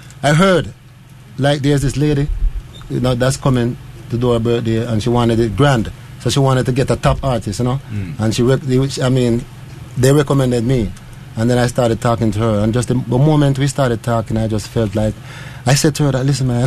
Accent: Maroon Town, Jamaica; I'm a Maroon. We're from Maroon Town

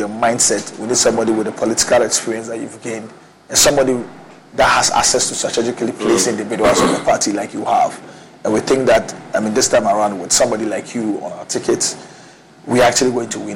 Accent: Accra, Greater Accra, Ghana; I was born in Fadama, where I was raised. I attended school in Haro in Abeka.

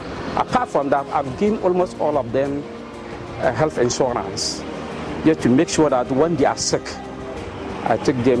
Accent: Dondoli, Upper West, Ghana; I am from Dondoli community, a suburb of one municipality in Upper West region of Ghana.

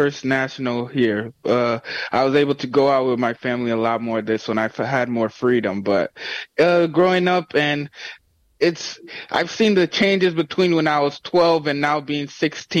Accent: Joliet, Illinois, United States; my hometown in Joliet here

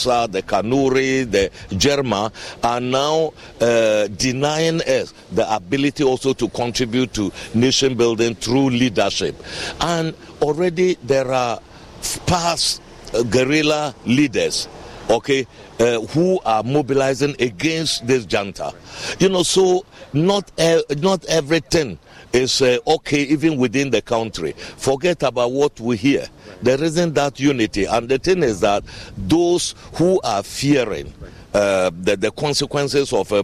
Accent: Ghana; I am a Ghanaian myself

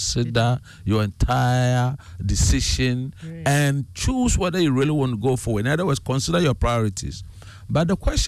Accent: Ghana; growing up as a Ghanaian

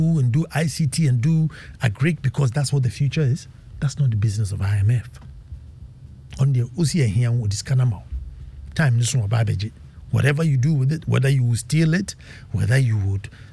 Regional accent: Ghana; As a Ghanaian

